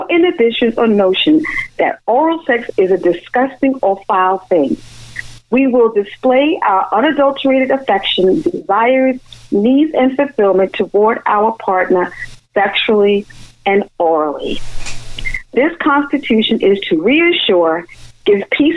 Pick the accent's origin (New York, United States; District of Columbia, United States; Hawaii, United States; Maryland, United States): New York, United States; as a New Yorker